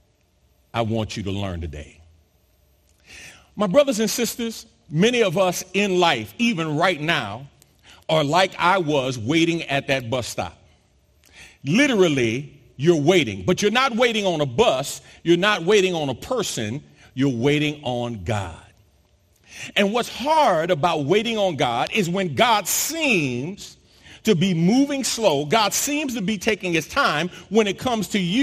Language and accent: English; New York City, New York, United States; now in Texas, United States; growing up in New York City, I'm used to and familiar with public transportation